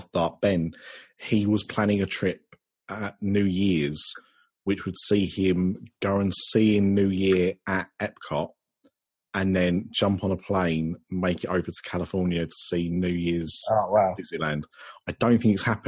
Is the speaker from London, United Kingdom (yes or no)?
yes; Barking, London, United Kingdom; now in Essex, United Kingdom; I was born in Barking. That's a London borough.